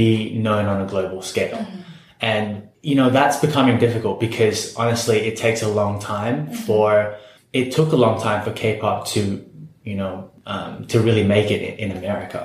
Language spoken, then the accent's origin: English; Singapore; I still happen to be from Singapore